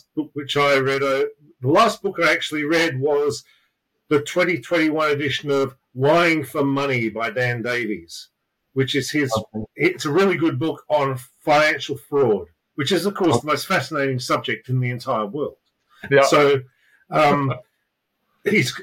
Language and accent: English; Australia; now in London, United Kingdom; I live in London. I'm originally from Australia. I moved here